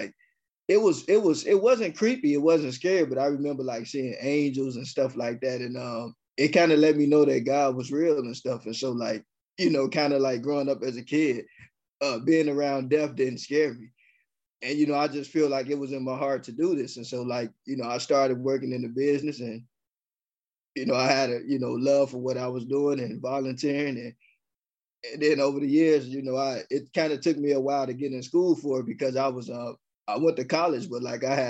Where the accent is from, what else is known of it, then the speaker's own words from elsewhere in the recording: Chicago, Illinois, United States; I'm born and raised in Chicago